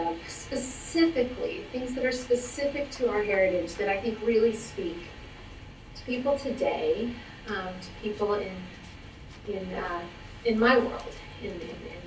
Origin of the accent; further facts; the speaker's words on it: Los Angeles, California, United States; moved away as an adult; now in New York City, United States; I grew up in West Los Angeles, moved to New York City in 1999